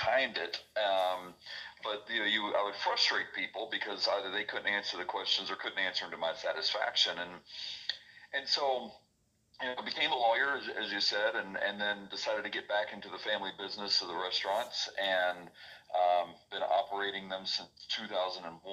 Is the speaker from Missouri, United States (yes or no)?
no; Middle Tennessee, United States; I grew up in Middle Tennessee, grew up in a Christian home